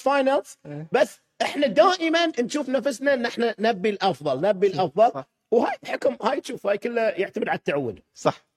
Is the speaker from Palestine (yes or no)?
no; Kuwait; أنا كويتي أسكن هني